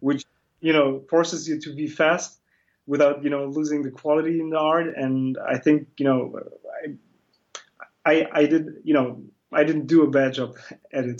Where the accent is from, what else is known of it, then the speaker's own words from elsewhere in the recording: Germany; also born or lived in Batman, Turkey; I was born in Turkey, but I'm Kurdish, and um, but I grew up in Germany. I came, you know, I came with my family in uh, 1985